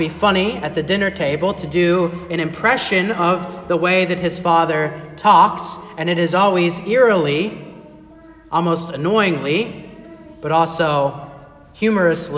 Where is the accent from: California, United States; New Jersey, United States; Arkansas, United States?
Arkansas, United States; moved away as an adult; also born or lived in Chicago, Illinois / Fort Wayne, Indiana / Pennsylvania; I grew up in Arkansas